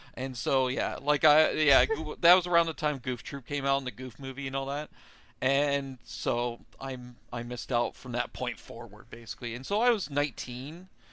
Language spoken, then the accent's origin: English; Canada; I'm from Canada